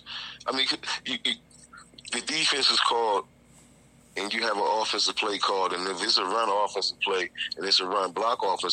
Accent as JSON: {"language": "English", "region": "Virginia", "country": "United States", "said": "Virginia Tech, which is, you know, my home state"}